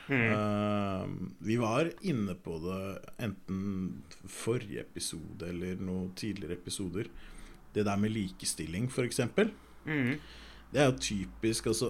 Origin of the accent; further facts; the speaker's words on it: Norway; born there; Vi er født i Norge, liksom.